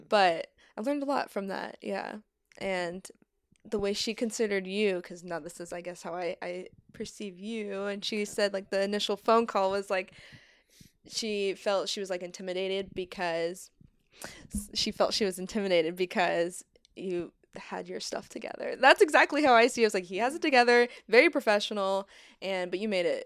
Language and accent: English; Missouri, United States; moved away as an adult; now in Torrance, United States; I went to community college for film in the Midwest. I'm from Missouri.